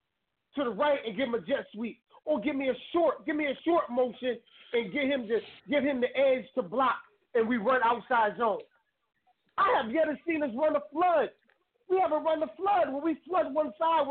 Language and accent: English; Connecticut, United States; Connecticut, my home state